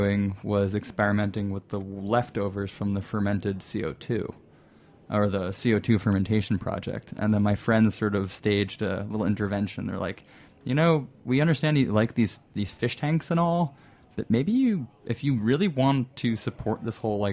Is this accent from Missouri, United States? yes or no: no; New Jersey, United States; moved away as an adult; now in New York City, United States; New Jersey, I didn't go too far